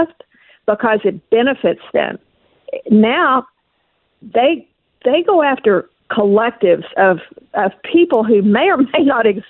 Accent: Oklahoma, United States; I was raised in Oklahoma when Oklahoma was a very Democratic state.

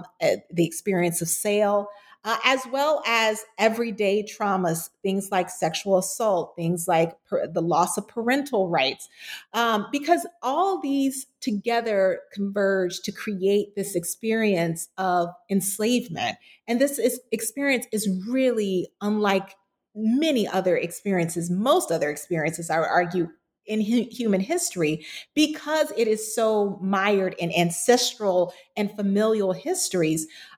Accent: Florida, United States; you can't include my home state of Florida

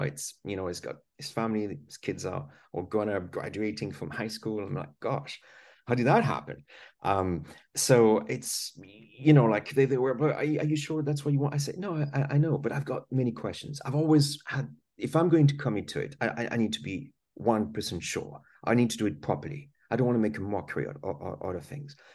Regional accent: France; English is a second language; now in United Kingdom; I was born in France. That's why I've got this funny accent. And I grew up there

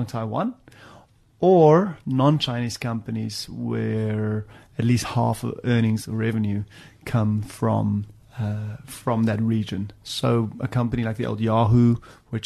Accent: South Africa; moved away as an adult; also born or lived in Cape Province, South Africa / Johannesburg, South Africa / Stellenbosch, South Africa; now in London, United Kingdom; Grew up in the Cape, high school in Joburg, studied at Stellenbosch, studied statistics, came to the UK in 01

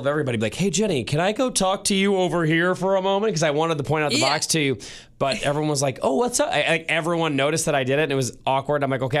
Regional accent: St. Louis, Missouri, United States; now in Kansas City, United States; Now, Mrs. Keller and I am originally from St. Louis. My wife originally from Chicago. We live in Kansas City now, so we don't have family in town.

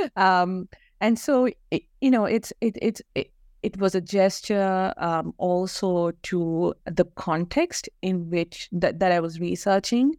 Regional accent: Kerala, India; moved away as an adult; also born or lived in Bangalore; I grew up in Kerala, went to school there, and moved uh, to Bangalore

